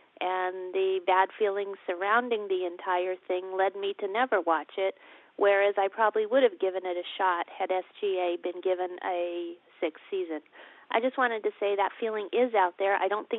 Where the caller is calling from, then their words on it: California, United States; I'm calling from California.